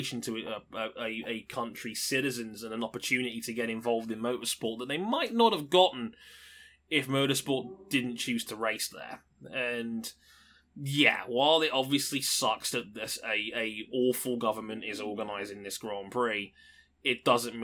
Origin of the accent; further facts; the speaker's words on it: United Kingdom; I'm British.